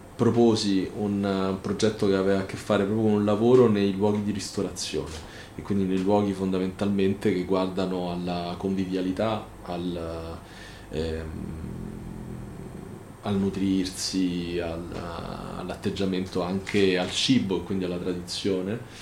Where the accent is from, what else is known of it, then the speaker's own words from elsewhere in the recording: Rome, Lazio, Italy; also born or lived in Venice; sono un romano perché sono un romano di nascita, amo la mia città